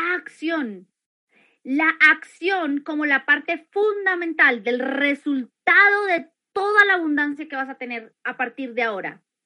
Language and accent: Spanish; Colombia; aquí en Colombia, porque yo soy colombiana